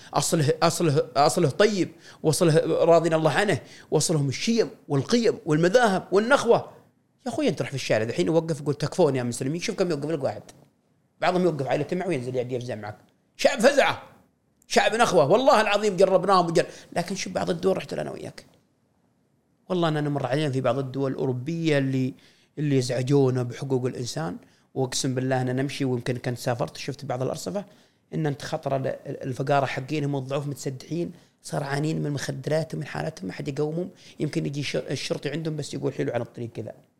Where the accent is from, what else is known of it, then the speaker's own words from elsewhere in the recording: Saudi Arabia; هويتنا كسعوديين، ثقافتنا، لبسنا، سلومنا